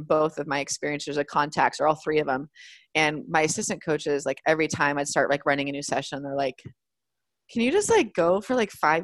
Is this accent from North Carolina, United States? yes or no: no; California, United States; I'm from California. I'm American